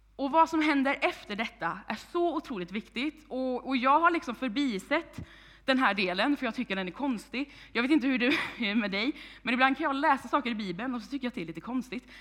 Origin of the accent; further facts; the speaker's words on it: Vänersborg, Västra Götaland, Sweden; now in Tibro, Sweden; Jag kommer ursprungligen från Vargön, Vänersborg, men är ungdomspastor i den här församlingen